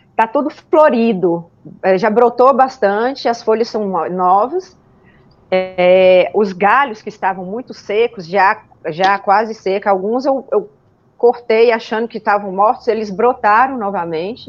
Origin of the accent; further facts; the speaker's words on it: Montes Claros, Minas Gerais, Brazil; eu sou de Montes Claros, nasci aqui, norte de Minas